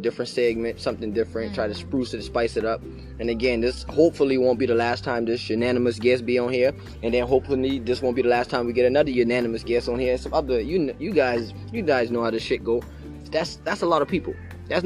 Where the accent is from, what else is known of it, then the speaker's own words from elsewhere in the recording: Charleston, United States; moved away; I'm not from this area. I'm from Charleston